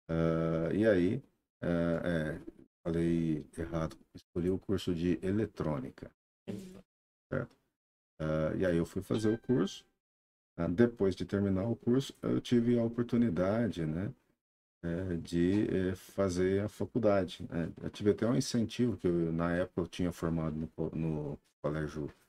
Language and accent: Portuguese; Franca, São Paulo, Brazil; moved away as an adult; also born or lived in Uberlândia; now in Sertãozinho, Brazil; Eu sou de Franca, né?